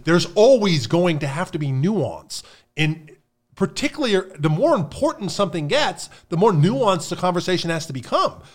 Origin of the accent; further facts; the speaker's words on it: Pennsylvania, United States; moved away; I grew up in Pennsylvania